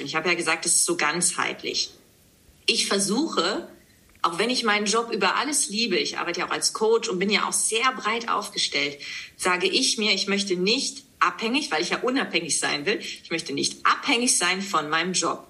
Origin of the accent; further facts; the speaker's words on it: Leer, Lower Saxony, Germany; moved away as an adult; now in Hamburg, Germany; Ich komme aus Leer, Ostfriesland, bin 37 Jahre jung und lebe seit der Zeit nach dem Abitur, das heißt seit 2005